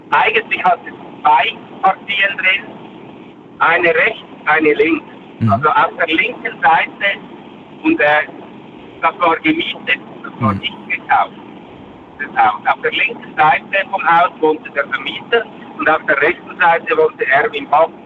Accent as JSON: {"language": "German", "country": "Switzerland", "said": "bei uns in der Schweiz"}